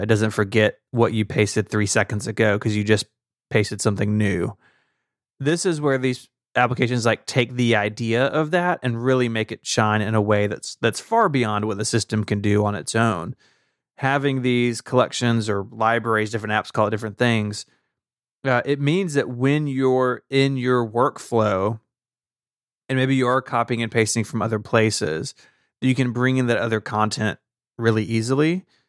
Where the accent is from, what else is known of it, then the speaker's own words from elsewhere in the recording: the South, United States; as a Southerner